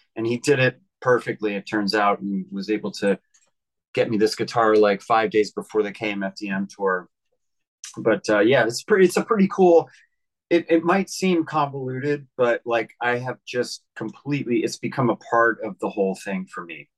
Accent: Philadelphia, Pennsylvania, United States; moved away as an adult; now in New York City, United States; I grew up in Pennsylvania. I moved to New York City in 1996

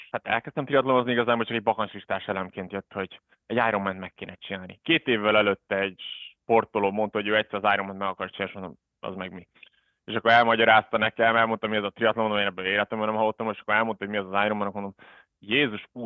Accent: Budapest, Hungary; moved away as an adult; also born or lived in South Africa; now in Switzerland; Magyarországon tanultam, budapesti vagyok, gyerekkoromat Dél-Afrikába töltöttem, de alapvetően budapesti vagyok

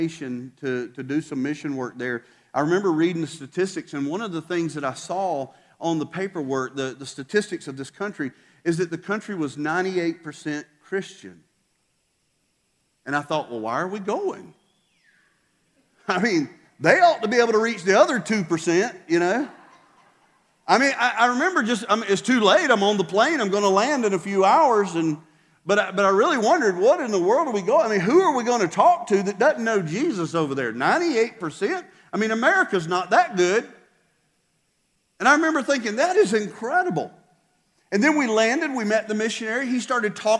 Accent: South Georgia, United States; we were American, you know, South Georgia American too

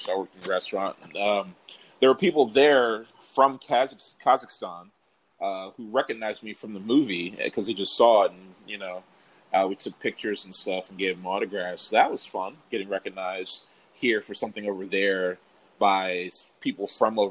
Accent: Prince George's County, Maryland, United States; moved away as an adult; also born or lived in Washington, D.C.; now in Los Angeles, United States; I'm originally from Prince George's County, Maryland, born and raised. Well, born in D.C., grew up in Maryland.

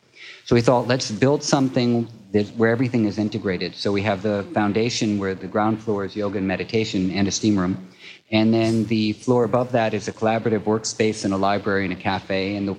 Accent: Manhattan, New York, United States; now in Brooklyn, United States; I grew up in Manhattan, and I was like, Brooklyn, are you fucking kidding me? No way.

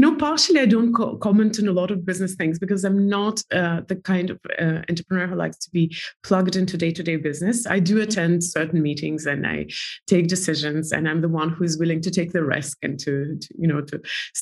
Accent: Estonia; moved away as an adult; now in New York, United States; I'm from Estonia. I don't even know Russia very well. I speak Russian language well

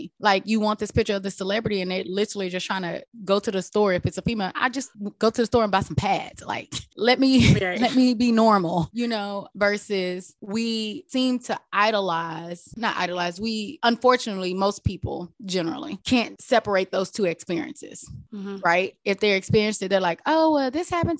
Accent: Texas, United States; now in San Diego, United States; I grew up in Texas. We grew up in the South Bible Belt where racism is real

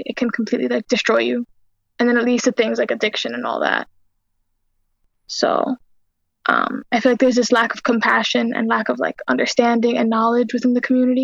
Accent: New York, United States; I was born and raised in New York

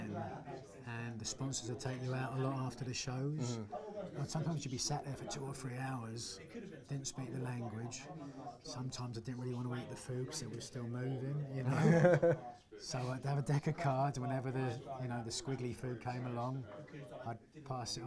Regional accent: United Kingdom; being a British wrestler

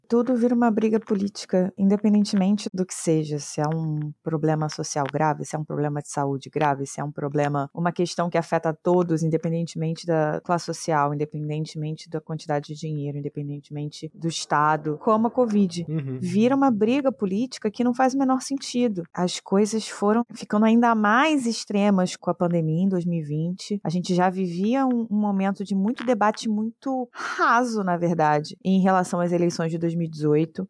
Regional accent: Rio de Janeiro, Brazil; Eu moro no Rio de Janeiro, eu sou do Rio de Janeiro

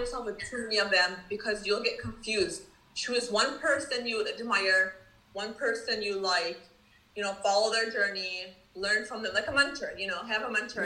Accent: Dearborn, Michigan, United States; moved away as an adult; now in Daniel Island, United States; I was born and raised in Michigan, Detroit, Dearborn, Michigan.

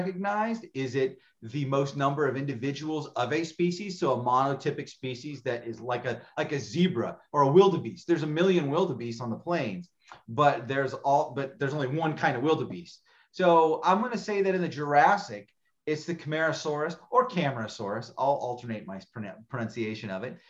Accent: Arizona, United States; I'm born and raised in Arizona

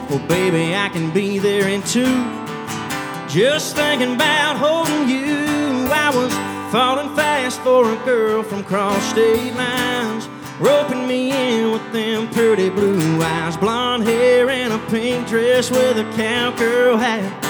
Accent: Savannah, Georgia, United States; I, uh, I'm from Savannah, Georgia. And uh, it's a long ways from here.

